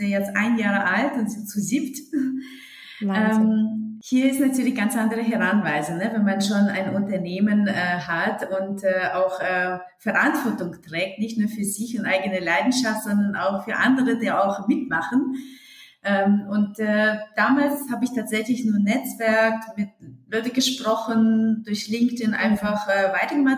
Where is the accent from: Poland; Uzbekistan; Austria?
Uzbekistan; German is a second language; moved away as an adult; also born or lived in Hesse, Germany; now in Germany; ich komme aus Musikerfamilie und ursprünglich aus Usbekistan.